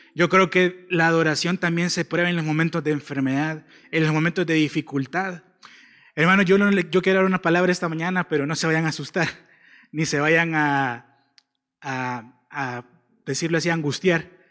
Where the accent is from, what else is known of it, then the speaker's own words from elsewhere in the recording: El Salvador; como salvadoreños